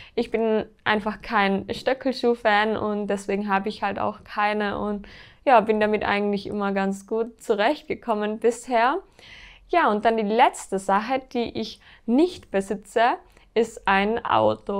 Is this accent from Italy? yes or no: no; Austria; bei uns in Österreich